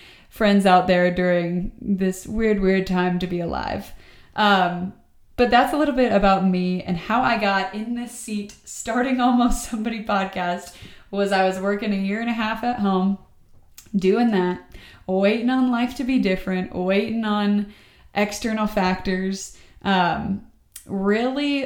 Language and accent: English; Atlanta, Georgia, United States; moved away as an adult; now in Austin, United States; I'm from Atlanta, Georgia. I moved out here during the global pandemic for a job.